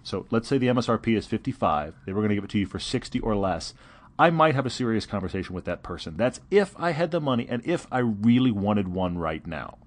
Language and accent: English; Texas, United States; I'm from Texas